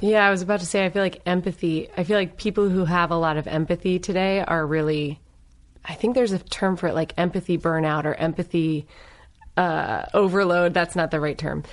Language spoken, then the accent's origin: English; Northern Virginia, United States; also born or lived in Los Angeles; now in Claremont, United States; I grew up in Northern Virginia.